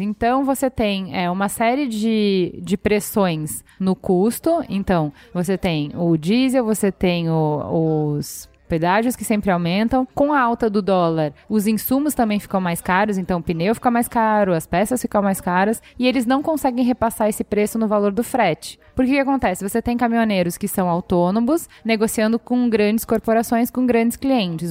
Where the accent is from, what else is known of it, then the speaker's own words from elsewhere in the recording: Brazil; nós como sociedade, como brasileiros